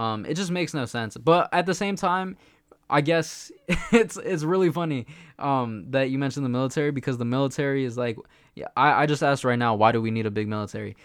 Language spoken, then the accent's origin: English; El Salvador; we're from El Salvador, so we're very proud